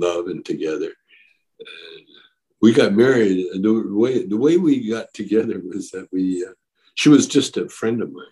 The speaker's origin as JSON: {"language": "English", "town": "Calgary", "region": "Alberta", "country": "Canada", "tie": "born or raised there", "also_born_or_lived": "Edmonton, Alberta, Canada", "moved": "yes", "lives_now": "Vancouver, Canada", "said": "I grew up kind of in Calgary, Alberta, Canada"}